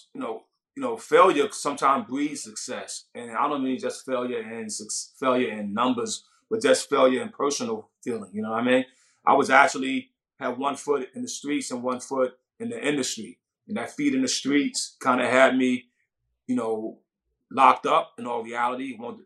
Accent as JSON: {"language": "English", "town": "Brownsville", "region": "New York", "country": "United States", "tie": "born or raised there", "said": "Wow, Brownsville never ran, never will. You know what I mean? That was probably the most dangerous grounds I ever walked on."}